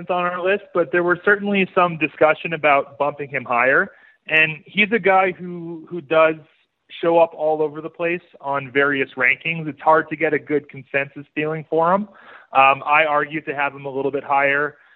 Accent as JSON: {"language": "English", "region": "Saskatchewan", "country": "Canada", "moved": "yes", "lives_now": "Calgary, Canada", "said": "I'm originally from Saskatchewan, but I've been based in Calgary since 2016."}